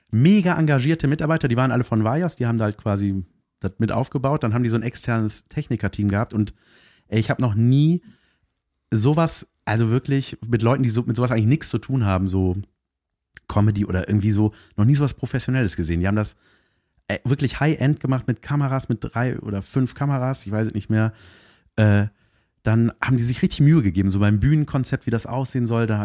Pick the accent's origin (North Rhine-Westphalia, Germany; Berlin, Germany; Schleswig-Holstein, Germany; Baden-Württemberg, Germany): North Rhine-Westphalia, Germany; Cologne; ich, bin, ich bin aus Köln, ich bin mit dem Auto gefahren